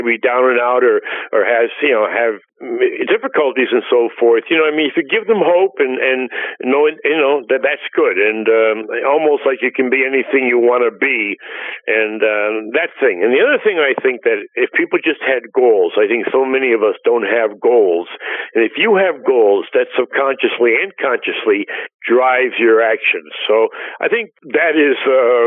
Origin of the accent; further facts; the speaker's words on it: Scranton, Pennsylvania, United States; I was born in Scranton, Pennsylvania, and basically went to some local high schools and university up in Scranton